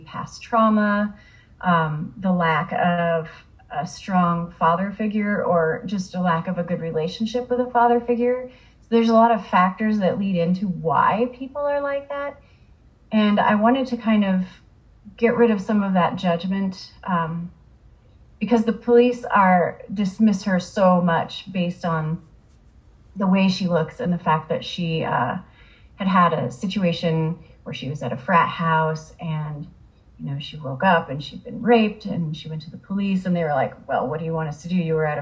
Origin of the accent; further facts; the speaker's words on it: Iowa, United States; I grew up in Iowa, and I spent a lot of time in Iowa City